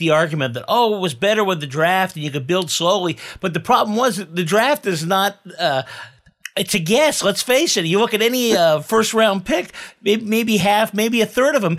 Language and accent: English; the Bay Area, California, United States; I grew up in the Bay Area.